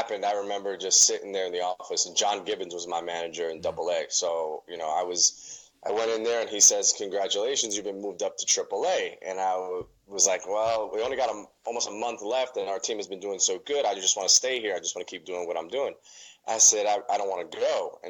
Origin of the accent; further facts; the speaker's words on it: New York City, New York, United States; I grew up as the only Mets fan in my neighborhood in Brooklyn. So I was born in Coney Island.